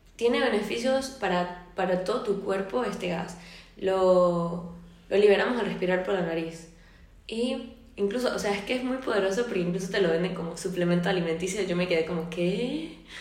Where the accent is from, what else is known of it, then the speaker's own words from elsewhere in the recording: Venezuela; moved away as an adult; now in Spain; yo soy de Venezuela, vivo en España desde hace tres años